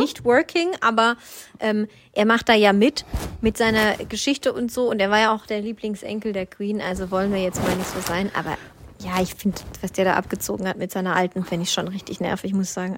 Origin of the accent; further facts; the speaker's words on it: Swabia, Germany; ich bin Schwabe